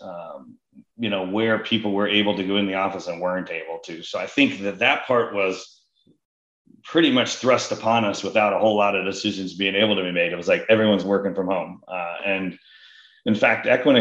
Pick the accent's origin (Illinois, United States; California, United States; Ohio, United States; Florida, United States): Ohio, United States; Columbus; moved away as an adult; also born or lived in Cincinnati / Atlanta / Dallas / Boston; now in San Francisco area, United States; I grew up in Columbus and my family all has been based there and lived there and with the whole time